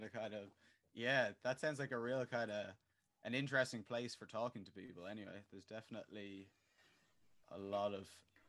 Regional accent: Dublin, Leinster, Ireland; moved away as an adult; also born or lived in Berlin; I actually lived in Berlin for 2 years. I moved there from Dublin

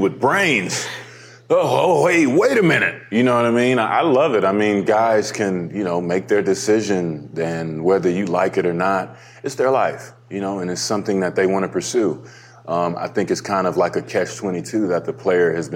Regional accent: Dallas, Texas, United States; moved away; also born or lived in Toronto; I was in my hometown

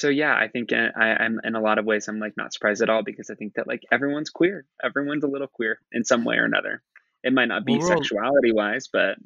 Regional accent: Midwest, United States; that I have learned through and through growing up in the Midwest in rural America to fit in.

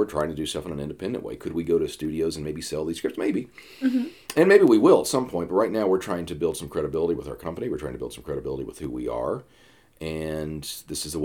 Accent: Atlanta, Georgia, United States; now in New York, United States; I'm from Atlanta. I live in New York now

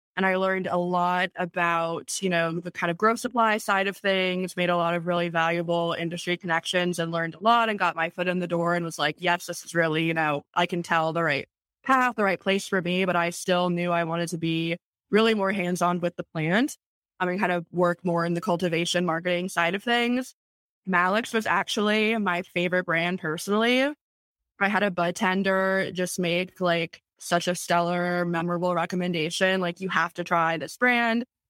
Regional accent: Tampa, Florida, United States; I was born and raised in Tampa, Florida

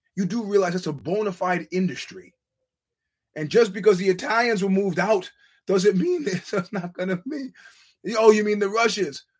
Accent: New York, United States; as a New Yorker

